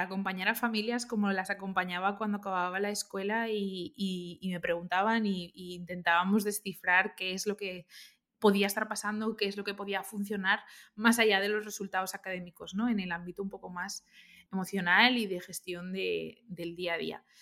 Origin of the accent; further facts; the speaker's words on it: Valencia, Valencian Community, Spain; moved away as an adult; also born or lived in Cambridge / London / Barcelona; yo soy de Valencia y no conocía Barcelona para nada